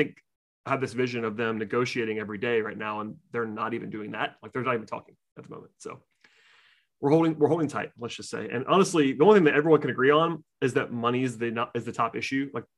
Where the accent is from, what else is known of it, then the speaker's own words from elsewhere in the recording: outside of Atlanta, Georgia, United States; I grew up outside of Atlanta. I grew up firmly in UGA country